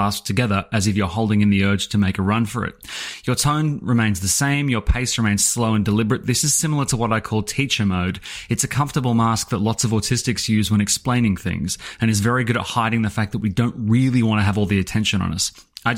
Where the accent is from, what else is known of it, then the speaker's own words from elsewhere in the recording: Scotland, United Kingdom; whereas I can't even do a Scottish accent and I'm originally Scottish.